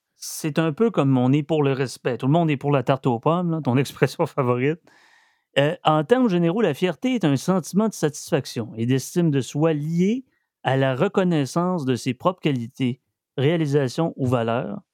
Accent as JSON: {"language": "French", "region": "Quebec", "country": "Canada", "said": "on est fiers d'être Québécois, on est fiers d'être descendants danois"}